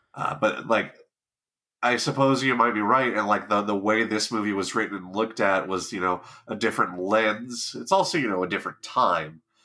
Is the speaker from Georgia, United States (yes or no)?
no; Southern California, United States; growing up in Southern California